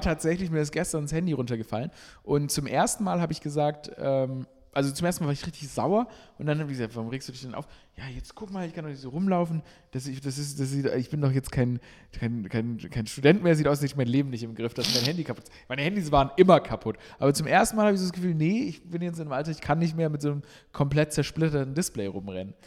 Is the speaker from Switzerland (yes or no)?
no; Stuttgart, Baden-Württemberg, Germany; now in Berlin, Germany; ich bin in Stuttgart aufgewachsen